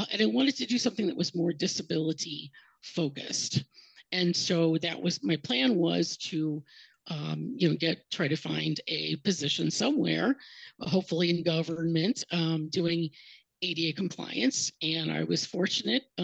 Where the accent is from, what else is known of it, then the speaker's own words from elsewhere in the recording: Cleveland, Ohio, United States; moved away as an adult; also born or lived in Columbus, Ohio; now in Miami, United States; I'm from Ohio originally, the Cleveland area.